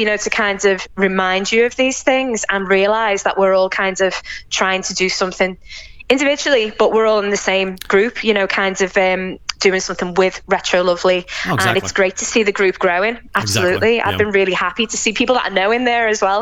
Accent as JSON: {"language": "English", "town": "Liverpool", "region": "North West England", "country": "United Kingdom", "tie": "born or raised there", "accent": "English", "moved": "as an adult", "lives_now": "Jaén, Spain", "said": "I am English, obviously, by my accent. I was born in Liverpool in the UK, but I actually spend my time between Spain and the UK."}